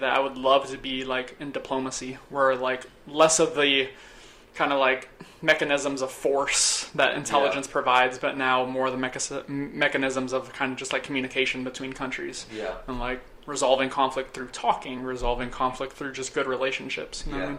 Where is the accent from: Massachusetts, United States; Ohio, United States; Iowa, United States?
Massachusetts, United States; Boston; so I'm from New England. I'm from the Boston area, from Massachusetts.